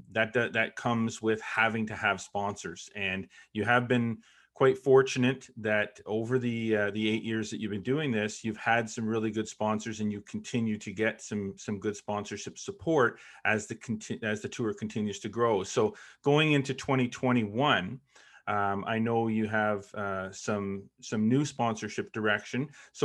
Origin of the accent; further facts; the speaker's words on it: Brockville, Ontario, Canada; also born or lived in Kingston; I'm originally from Brockville, but I lived half my life in Kingston, and my younger brother played on the St. Lawrence Junior tour